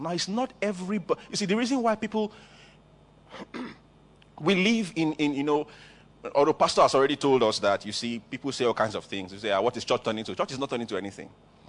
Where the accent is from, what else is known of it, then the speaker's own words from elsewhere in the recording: Canada; now in Nigeria; If you are Igbo, don't make fun of me. I'm Igbo too, but you see, I'm actually from Canada, like my pastor. I'm just here in Nigeria because of you.